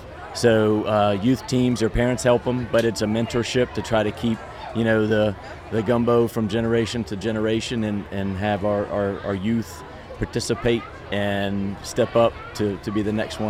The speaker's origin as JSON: {"language": "English", "region": "North Carolina", "country": "United States", "tie": "born or raised there", "moved": "as an adult", "lives_now": "New Iberia, United States", "said": "I grew up in North Carolina and came to LSU, Louisiana State University"}